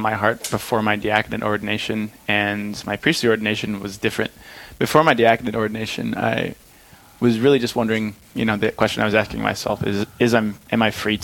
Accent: Hinckley, Minnesota, United States; I'm originally from a small town called Hinckley, Minnesota

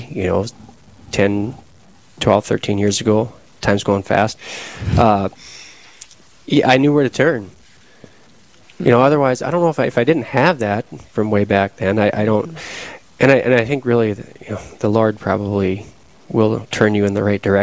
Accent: Williston, North Dakota, United States; also born or lived in Killdeer, North Dakota / Fargo, North Dakota; now in Harvey, United States; we moved shortly. I don't have a whole lot of memories of Kildare, but then we moved to Williston

